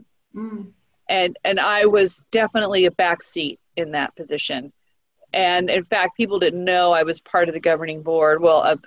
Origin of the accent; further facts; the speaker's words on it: Orange County, California, United States; I'm from Orange County